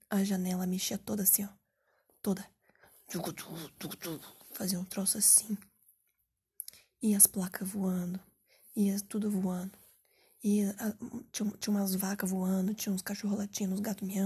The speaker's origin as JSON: {"language": "Portuguese", "town": "Curitiba", "region": "Paraná", "country": "Brazil", "said": "pô, eu sou aqui de Curitiba, Paraná"}